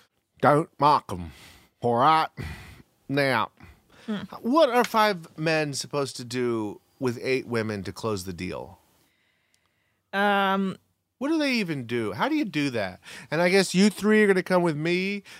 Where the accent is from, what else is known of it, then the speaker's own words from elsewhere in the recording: Jamaica; As a Jamaican, I say that he looks enough like Ralph Macchio